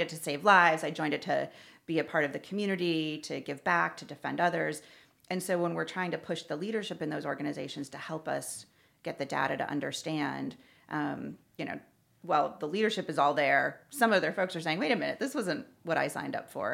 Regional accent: Newington, Connecticut, United States; moved away as an adult; also born or lived in San Francisco / Miami / Washington, D.C.; now in Louisville, United States; I was born and raised in Connecticut, a little suburb outside of Hartford called Newington

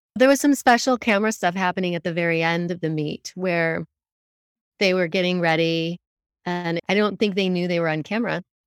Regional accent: Denver, Colorado, United States; moved away; we're from the Denver area

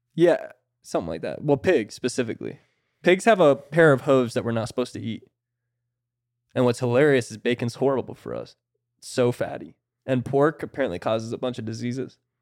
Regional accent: Florida, United States; I'm from Florida

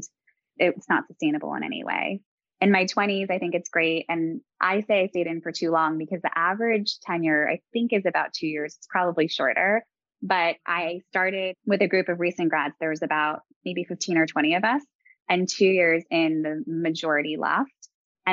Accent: New York, United States; moved away as an adult; Growing up in New York and going to college in New York

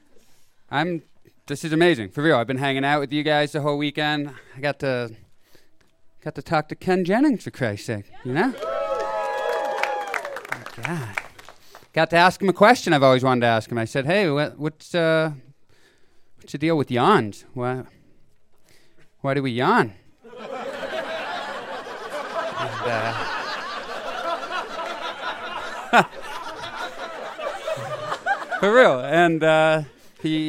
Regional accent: Canada; I'm from Canada

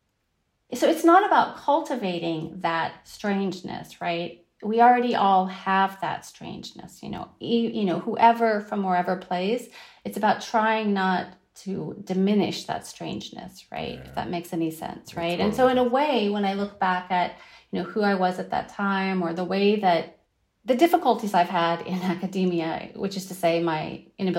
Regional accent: Northern California, United States; moved away as an adult; also born or lived in Wiesbaden, Germany; now in Berlin, Germany; I was born in Wiesbaden, Germany, at a U.S. military base. But we were raised, I have a brother and sister, and we were raised in Northern California

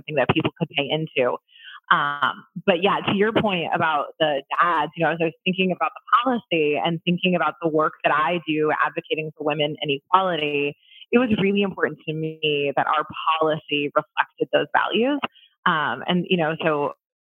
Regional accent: Columbus, United States; also born or lived in Orlando; I moved from Orlando back to Columbus, where I'm from.

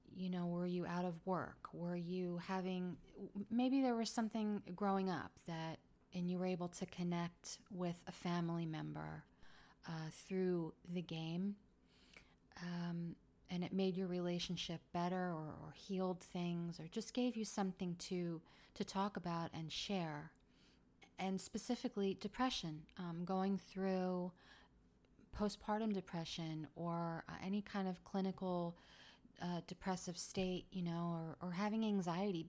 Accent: Philadelphia, Pennsylvania, United States; I grew up in Philly.

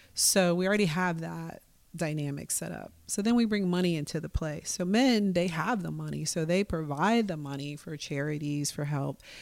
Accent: Milwaukee, Wisconsin, United States; now in Portland, United States; I was born and raised in Milwaukee, Wisconsin

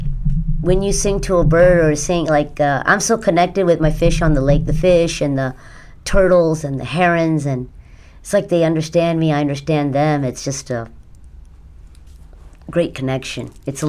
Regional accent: Mumbai, Maharashtra, India; born there; I was born in Mumbai.

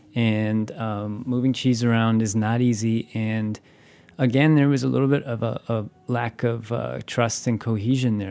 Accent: Wisconsin, United States; I'm from Wisconsin.

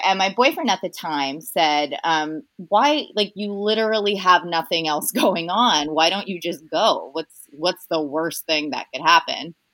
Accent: Cypress, California, United States; also born or lived in Costa Rica; I grew up in Cypress, which is like a tiny little town right sort of on the border of Orange County and um, LA County

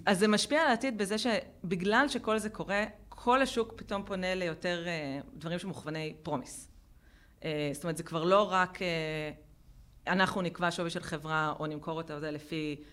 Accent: Israel; גדלנו במדינה שהיא מיליטנטית ומאוד וכחנית

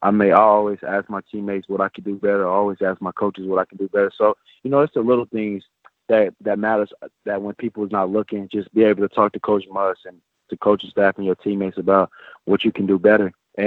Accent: Bakersfield, California, United States

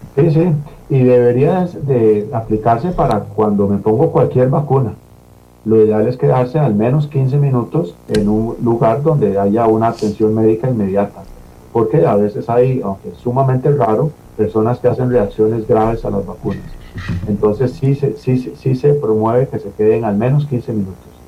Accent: Costa Rica; como población costarricense

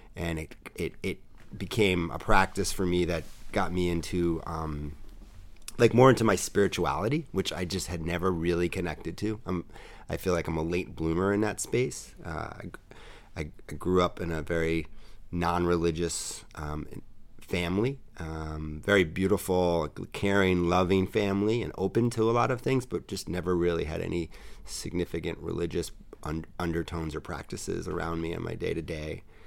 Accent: New York City, New York, United States; I am a true native New Yorker. I grew up in New York City.

